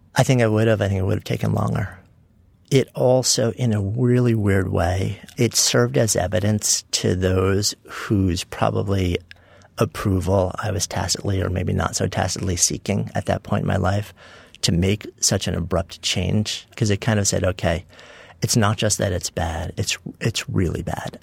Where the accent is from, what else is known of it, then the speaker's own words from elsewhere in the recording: Port Washington, New York, United States; I grew up in a suburb of uh, New York City, Port Washington, also known as East Egg from the Great Gatsby